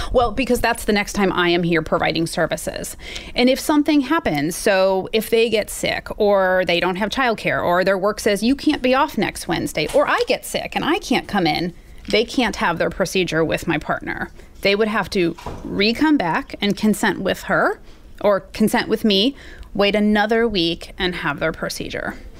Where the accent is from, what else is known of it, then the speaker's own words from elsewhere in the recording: Missouri, United States; I live in Missouri. I grew up here in Missouri.